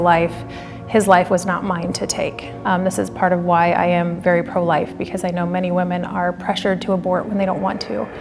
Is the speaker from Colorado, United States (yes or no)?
yes; Denver, Colorado, United States; I'm from Denver